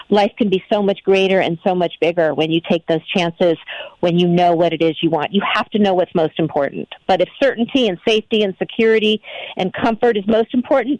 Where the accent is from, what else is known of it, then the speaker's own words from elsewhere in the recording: Pasadena, California, United States; I come from Southern California, Pasadena, L.A. area, and my experience here has been the people are happier.